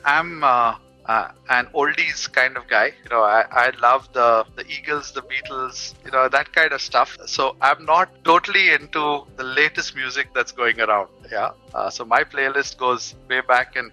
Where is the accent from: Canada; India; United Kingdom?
India; Mumbai, Maharashtra; I'm from Mumbai